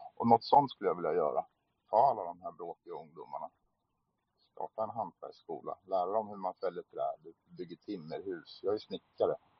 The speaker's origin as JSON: {"language": "Swedish", "town": "Södertälje", "region": "Stockholm County", "country": "Sweden", "moved": "yes", "said": "Jag är från Södertälje från början"}